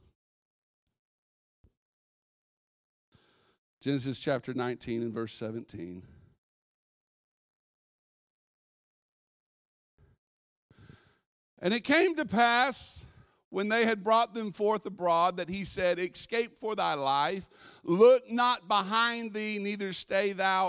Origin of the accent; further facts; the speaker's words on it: California, United States; I'm a weirdo from California